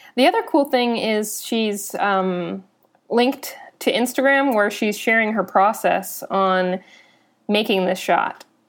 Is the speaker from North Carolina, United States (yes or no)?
yes; North Carolina, United States; also born or lived in Philadelphia; now in Austin, United States; I'm originally from North Carolina. Um, I also lived in Philadelphia for a time, and then I moved to Austin three years ago